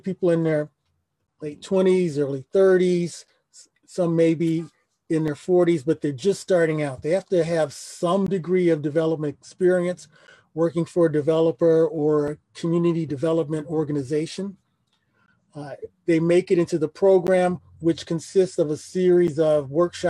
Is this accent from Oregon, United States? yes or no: no; Detroit, Michigan, United States; I am a Detroiter, was born and raised in Detroit.